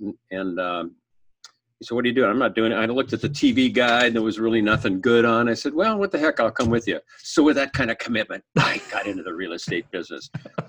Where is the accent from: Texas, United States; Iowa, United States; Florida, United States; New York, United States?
Iowa, United States; Cedar Rapids; born there; also born or lived in Illinois / Wisconsin / Stamford, Connecticut; now in Minnesota, United States; I was born in Cedar Rapids, Iowa, moved in Iowa, Illinois, Wisconsin, moved to the Minnesota in the mid-60s, and been here ever since, minus a stint in Stamford, Connecticut.